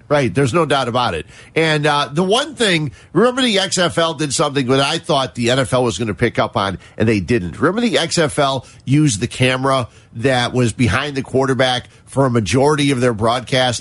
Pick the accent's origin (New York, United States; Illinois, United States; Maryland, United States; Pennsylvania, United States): Illinois, United States; Cicero; I grew up in the Cicero area, uh, actually in Cicero